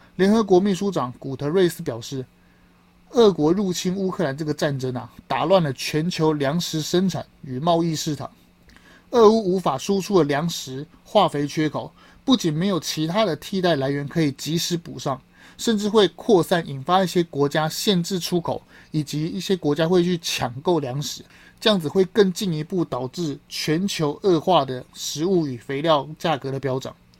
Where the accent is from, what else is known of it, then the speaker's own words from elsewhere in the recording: Taiwan; 我们台湾人